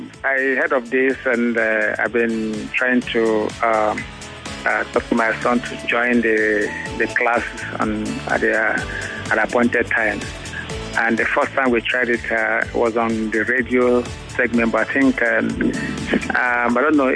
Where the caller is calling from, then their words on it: Lagos, Nigeria; I'm calling from Ayobo.